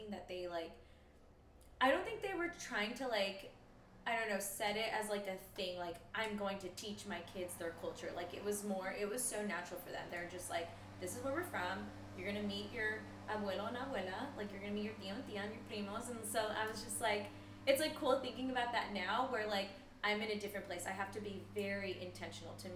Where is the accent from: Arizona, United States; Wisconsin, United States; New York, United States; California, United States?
California, United States; moved away as an adult; also born or lived in Midwest; I was born here, and growing up in a house where it was like very like heavy Latino culture